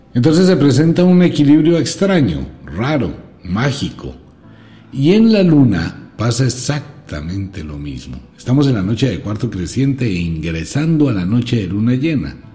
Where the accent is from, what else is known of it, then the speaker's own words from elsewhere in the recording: Colombia; solamente hablo como colombiano